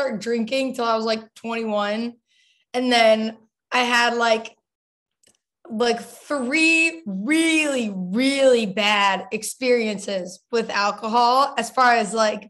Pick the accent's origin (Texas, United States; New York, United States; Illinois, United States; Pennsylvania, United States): Texas, United States; Dallas; I grew up in Dallas, Texas